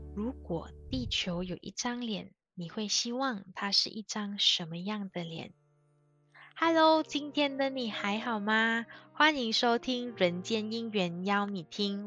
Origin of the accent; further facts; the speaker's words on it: Malaysia; 我是马来西亚人